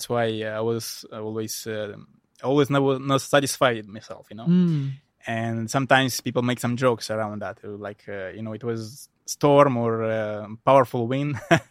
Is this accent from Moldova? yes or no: yes; Moldova; English is a second language; I'm originally from the Republic of Moldova, from a small village.